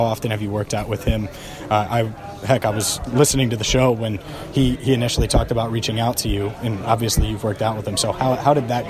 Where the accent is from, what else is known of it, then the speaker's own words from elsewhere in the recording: Cincinnati, Ohio, United States; I'm from Cincinnati.